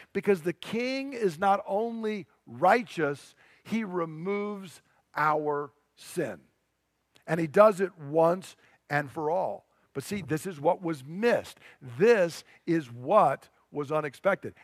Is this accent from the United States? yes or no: yes; United States; I'm an American